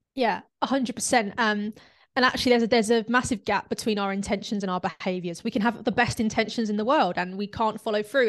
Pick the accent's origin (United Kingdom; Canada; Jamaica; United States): United Kingdom; London; now in North of England, United Kingdom; I'm from South London, but I'm actually living up north.